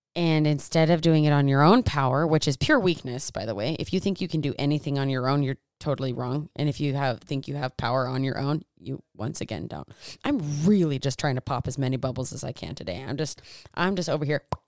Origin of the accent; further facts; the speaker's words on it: United States; I'm from Americas